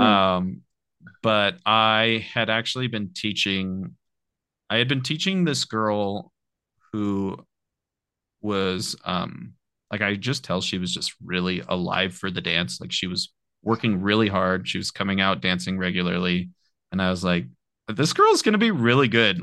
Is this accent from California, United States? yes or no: yes; Apple Valley, California, United States; also born or lived in Murray, Utah; raised in Apple Valley, California, which is uh, near Victorville